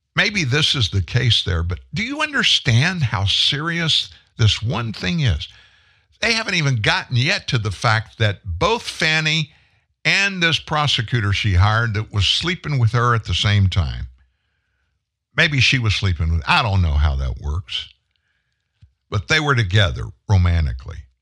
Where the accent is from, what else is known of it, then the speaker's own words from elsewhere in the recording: Shreveport, Louisiana, United States; We're both from Shreveport.